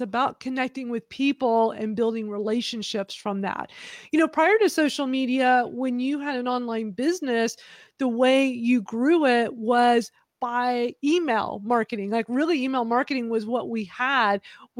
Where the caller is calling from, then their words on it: Houston, Texas, United States; I'm in Houston, Texas.